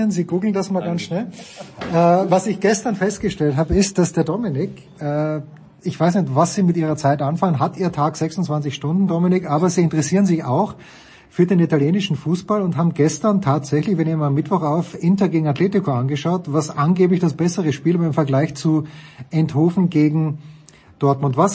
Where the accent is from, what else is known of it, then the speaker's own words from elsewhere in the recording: Austria; muss ich mir ein bisschen Sorgen machen als Österreicher vor der, vor der EM.